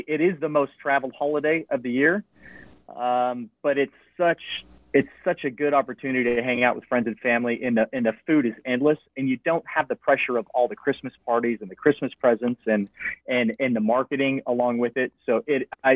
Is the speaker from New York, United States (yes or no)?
no; Washougal, Washington, United States; moved away as an adult; also born or lived in Southern Maryland / Spain; I was born and raised in a small town called Washougal